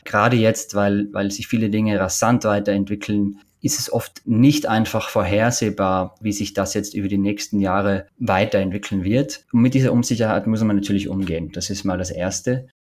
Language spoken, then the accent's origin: German; Oberwölz, Styria, Austria; moved away; also born or lived in Bruck an der Mur; Ich bin in Österreich in der Steiermark geboren, in Oberwölz, kleinsten Stadt der Steiermark.